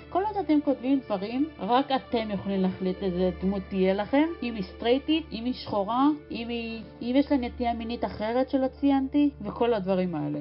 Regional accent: Israel; אצלנו בישראל

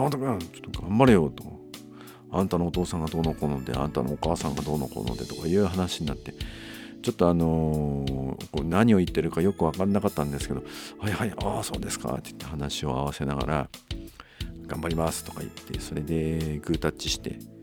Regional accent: Nanto, Toyama, Japan; 私のその生まれた稲美町と旧稲美町

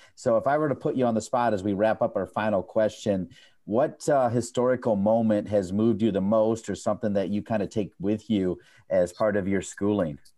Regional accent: Ohio, United States; now in Chapel Hill, United States; I'm actually from Ohio

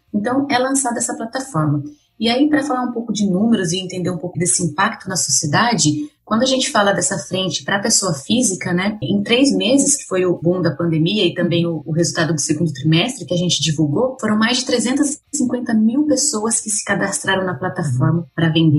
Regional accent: Pederneiras, São Paulo, Brazil; accent: interior paulista (caipira R); sou do interior de São Paulo, acho que o sotaque entrega um pouco, né? Ele é bem puxado ainda, tem um R bem. Não. sou de Pederneiras

